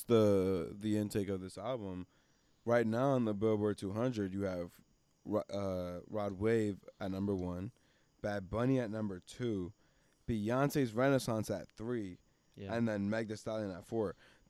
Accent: Reading, South East England, United Kingdom; me because I'm from Reading, one of the darkest trenches.

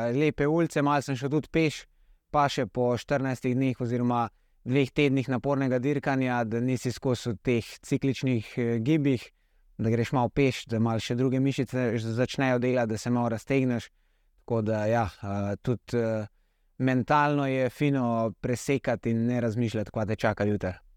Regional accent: Slovenia; sem edini slovenc na dirki

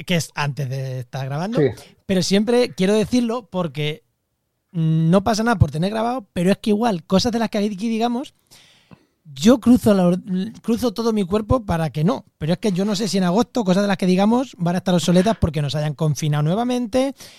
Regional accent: Castilla-La Mancha, Spain; now in Cádiz, Spain; mi pueblo, a, mi llanura manchega

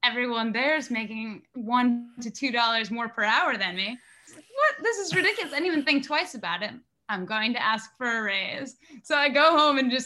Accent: Nantucket, Massachusetts, United States; everyone around me growing up on Nantucket

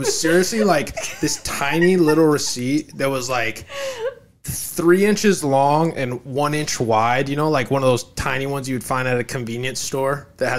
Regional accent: Ireland; Dude, I am Irish.

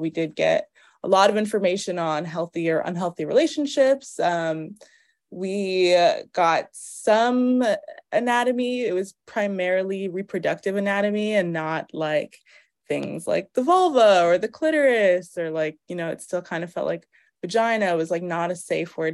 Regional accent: Cambridge, Massachusetts, United States; moved away as an adult; also born or lived in Harlem, New York; now in New York, United States; I'm from Massachusetts, from Cambridge, Boston area. It's actually where I'm staying right now with my parents for a little bit. What else? But I am New York based. I'm based in Harlem

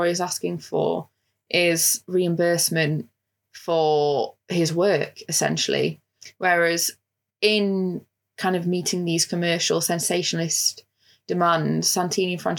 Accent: United Kingdom; also born or lived in Italy; I speak Italian and I used to live in Italy, but I'm also British

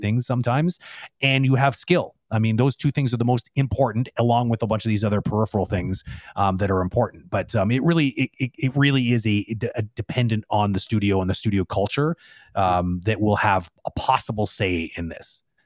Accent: Toronto, Ontario, Canada; now in Quebec, Canada; I'm, I'm originally from Toronto

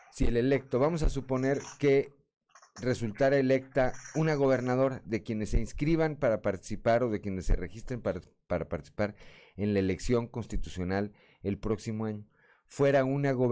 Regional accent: Atizapán de Zaragoza, State of Mexico, Mexico; born there; resulta que ya no nací en la Ciudad de México, sino en Atizapán de Zaragoza, Estado de México.

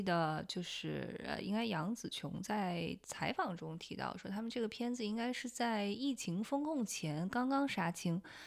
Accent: China; moved away as an adult; now in United States; 从小在国内受到教育长大

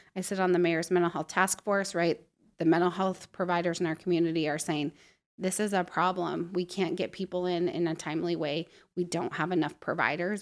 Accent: Prosser, Washington, United States; also born or lived in Montana; now in Spokane, United States; I grew up in Prosser, so small

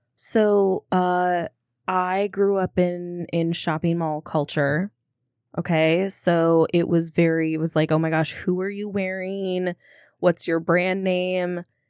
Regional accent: Minnesota, United States; I'm a Minnesotan

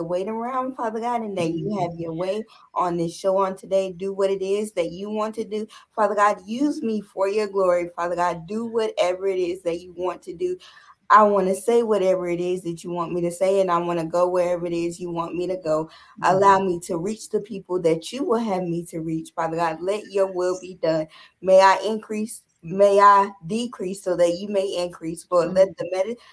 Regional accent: Charlotte, North Carolina, United States; I am from Charlotte, North Carolina, born and raised.

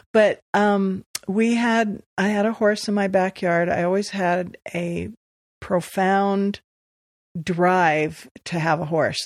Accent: Los Angeles, California, United States; moved away as an adult; also born or lived in Beaverton, Oregon; now in Pleasant Grove, United States; wayne and i were both born and raised

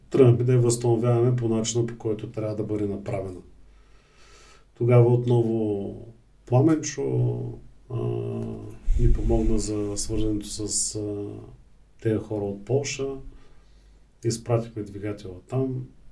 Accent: Bulgaria; ние сме българи

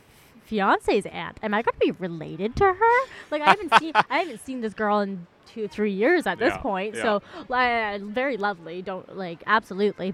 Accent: Maple Ridge, British Columbia, Canada; also born or lived in North Vancouver; I grew up in Maple Ridge

